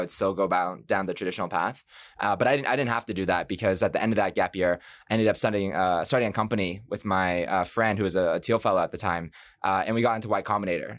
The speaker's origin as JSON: {"language": "English", "town": "Boston", "region": "Massachusetts", "country": "United States", "moved": "yes", "said": "I'm from Boston"}